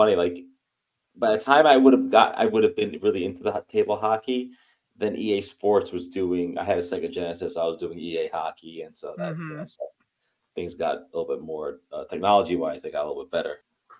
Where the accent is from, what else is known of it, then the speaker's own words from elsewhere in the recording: New York City, New York, United States; I grew up in New York City in an apartment. So it was like space was at a premium.